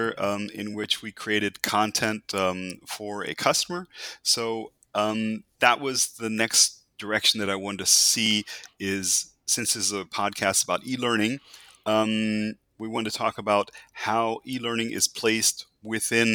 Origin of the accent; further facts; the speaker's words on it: United States; I'm an American, so I kind of grew up with cartoons every Saturday morning in TV